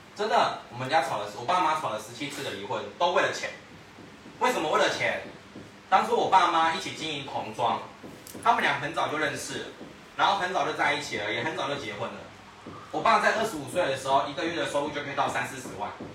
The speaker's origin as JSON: {"language": "Chinese", "country": "Taiwan", "said": "我们台湾人很好客"}